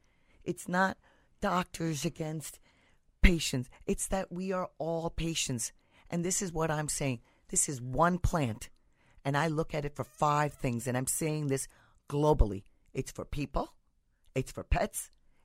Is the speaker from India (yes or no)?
yes; India; So the history goes back to where I'm originally from. Mm-hmm. I'm from India.